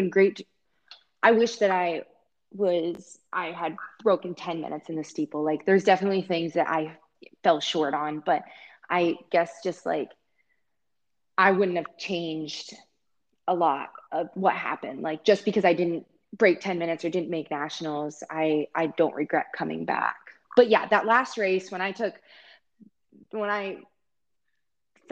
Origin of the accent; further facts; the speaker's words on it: Iowa, United States; also born or lived in Ames, Iowa; I've been in Ames for a long time and I grew up in Iowa